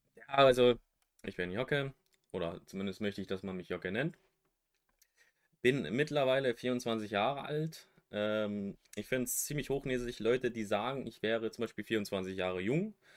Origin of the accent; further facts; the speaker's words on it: West Germany, Germany; now in East Germany; bin geborener Wessi, wohne jetzt im Osten